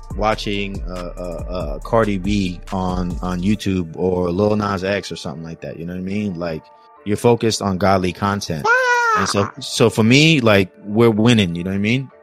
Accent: California, United States; I'm from Cali

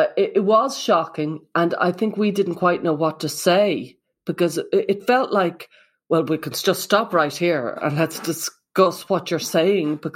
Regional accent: Ireland; I'm from Ireland

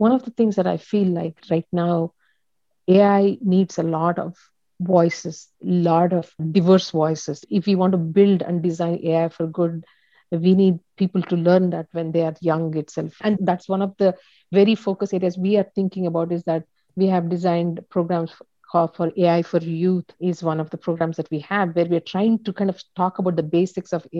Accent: India; I'm from India.

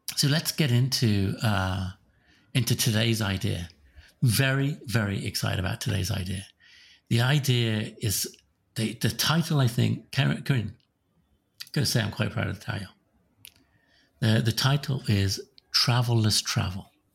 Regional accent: Slough, South East England, United Kingdom; now in Sammamish, United States; Slough, which is my hometown in England

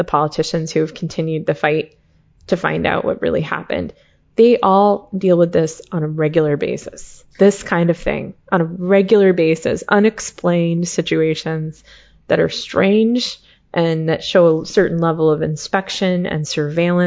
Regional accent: United States; I'm an American

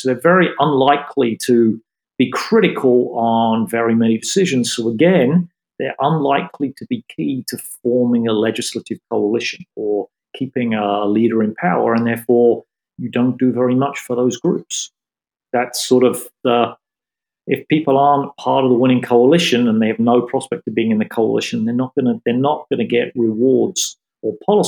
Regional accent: United Kingdom; moved away as an adult; now in New York, United States; I'm still a British citizen

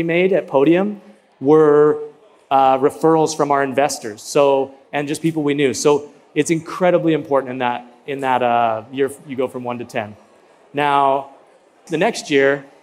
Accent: Utah, United States; we're from Utah

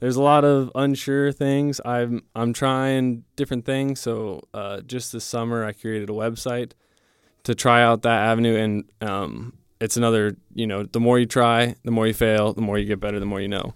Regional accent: Divide, Colorado, United States; moved away; I'm from Divide, Colorado

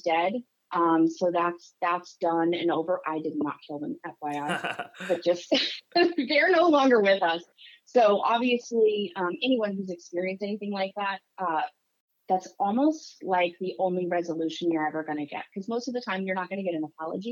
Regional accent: New Hampshire, United States; I grew up in New Hampshire, tiny little town in the Northeast.

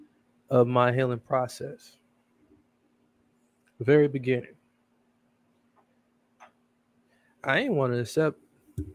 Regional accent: Milwaukee, Wisconsin, United States; Returning back to Milwaukee, Wisconsin, my hometown, from overseas

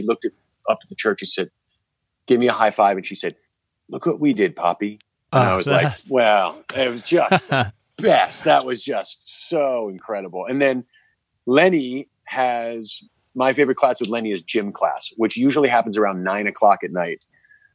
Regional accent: New York, United States; As a New Yorker

